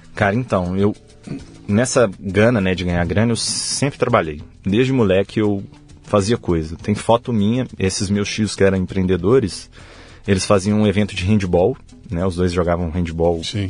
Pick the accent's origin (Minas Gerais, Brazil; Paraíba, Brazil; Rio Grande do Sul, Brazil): Minas Gerais, Brazil; Belo Horizonte; also born or lived in Mantena, Minas Gerais; a gente sempre morou em Belo Horizonte. E cheguei lá só para nascer. Com três dias de vida, minha mãe e meu pai já voltaram para Belo Horizonte.